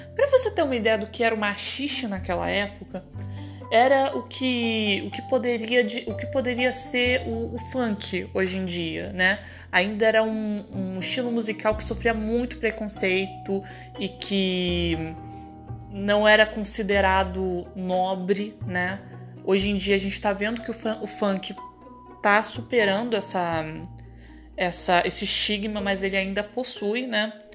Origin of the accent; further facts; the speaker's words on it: Petrópolis, Rio de Janeiro, Brazil; na cidade que eu nasci, em Petrópolis